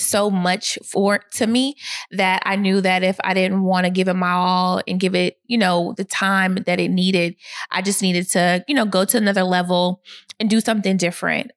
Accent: Atlanta, Georgia, United States; also born or lived in Boston, Massachusetts / Gwinnett County, Georgia; I moved to Atlanta when I was five years old.

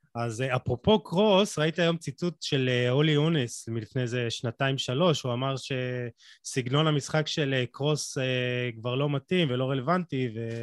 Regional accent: Israel; אנחנו חיים במדינת ישראל

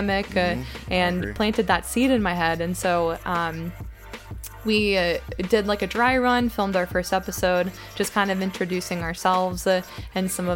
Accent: Greensboro, North Carolina, United States; I'm from Greensboro

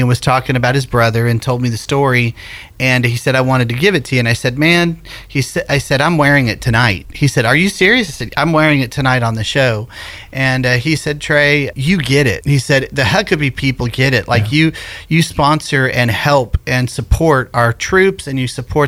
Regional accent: Sumner County, Tennessee, United States; it's my hometown

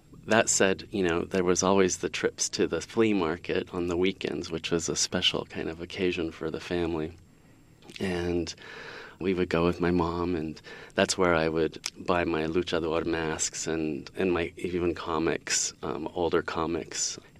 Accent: Sacramento, California, United States; also born or lived in Mexico City, Mexico; So I was born in Mexico City and things didn't quite work out with my parents. So my mom took us back here to the U.S. and she was a school teacher. We settled in Sacramento, first in the urban part, the core.

